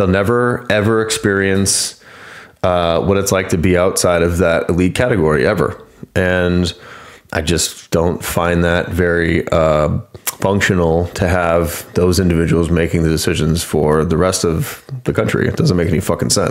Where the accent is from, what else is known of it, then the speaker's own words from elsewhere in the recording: United States; I grew up in the United States or because I was born here